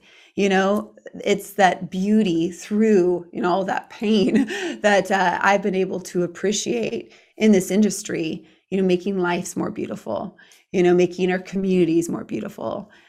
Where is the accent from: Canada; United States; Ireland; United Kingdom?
Ireland; I'm Irish.